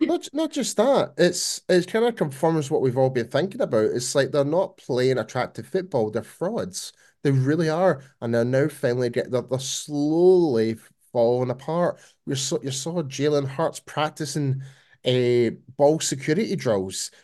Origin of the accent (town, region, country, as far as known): Scotland, United Kingdom; born or raised there